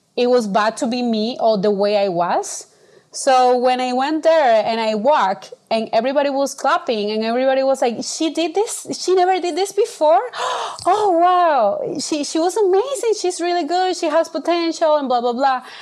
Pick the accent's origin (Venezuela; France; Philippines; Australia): Venezuela; born or raised there